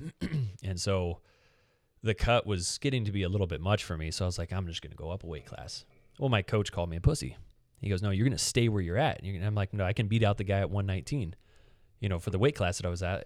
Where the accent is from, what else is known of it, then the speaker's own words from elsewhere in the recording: United States; we're American